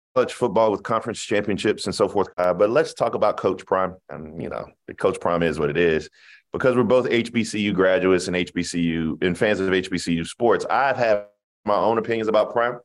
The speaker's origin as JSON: {"language": "English", "town": "Denmark", "region": "South Carolina", "country": "United States", "said": "I'm from Denmark, South Carolina"}